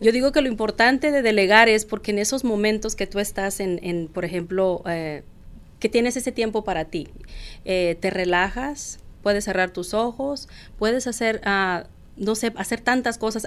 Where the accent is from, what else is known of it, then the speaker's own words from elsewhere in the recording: Mexico; soy mexicana, tengo dos hijos